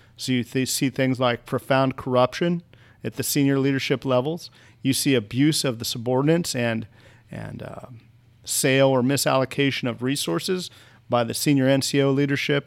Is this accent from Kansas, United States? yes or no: yes; rural Kansas, United States; moved away; I grew up in rural Kansas